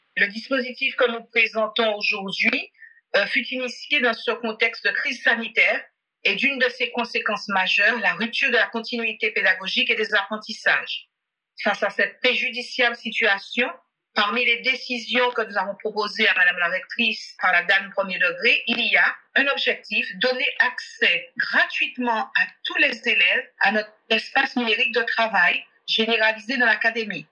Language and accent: French; Guadeloupe; chez nous en Guadeloupe